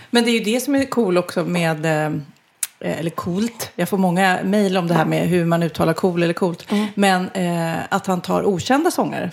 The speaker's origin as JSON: {"language": "Swedish", "country": "Sweden", "said": "vi är ju svenskar"}